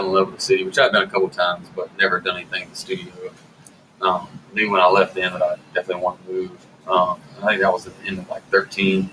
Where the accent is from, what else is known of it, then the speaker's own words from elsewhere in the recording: Harlem, Georgia, United States; also born or lived in Athens, Georgia; I grew up in Harlemville, Georgia, which is about 20 minutes from Augusta